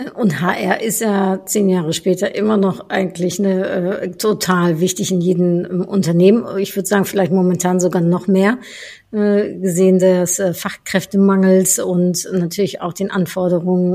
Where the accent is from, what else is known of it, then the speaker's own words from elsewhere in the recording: Netherlands; now in Germany; ich als Niederländerin in Deutschland